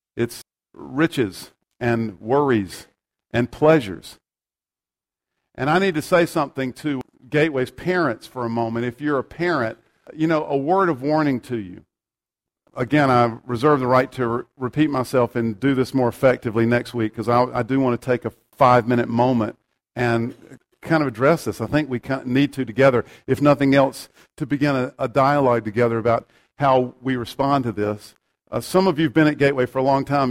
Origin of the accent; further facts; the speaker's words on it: United States; we have the right as American citizens